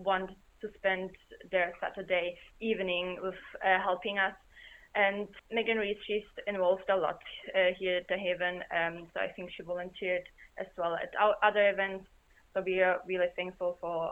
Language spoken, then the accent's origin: English; Germany; moved away as an adult; now in Wolverhampton, United Kingdom; I'm from Germany